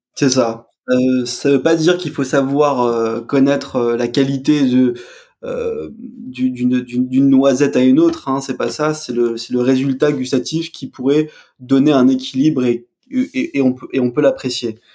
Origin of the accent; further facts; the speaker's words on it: Alsace, Grand Est, France; je suis alsacien, je viens